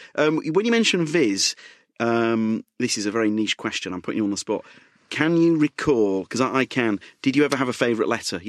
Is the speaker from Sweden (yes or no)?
no; Leeds, Yorkshire and the Humber, United Kingdom; accent: Leeds; I barely got my Leeds accent left, let alone trying West Country.